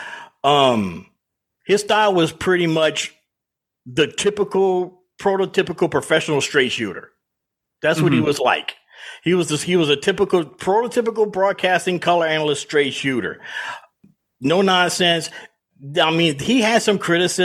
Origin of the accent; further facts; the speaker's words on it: South Louisiana, United States; now in Atlanta, United States; I'm from the South. I'm from South Louisiana, live in Atlanta